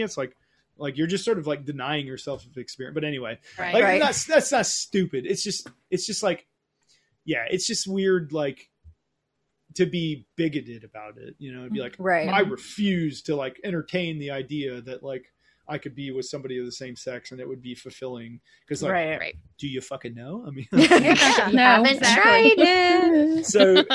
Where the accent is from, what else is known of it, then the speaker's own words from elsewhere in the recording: Oglethorpe County, Georgia, United States; also born or lived in Berlin, Germany / California; I grew up in Oglethorpe County, Georgia